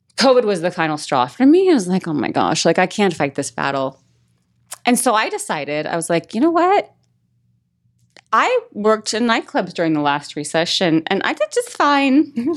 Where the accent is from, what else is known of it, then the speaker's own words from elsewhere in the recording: Las Vegas, Nevada, United States; moved away as an adult; I'm from Vegas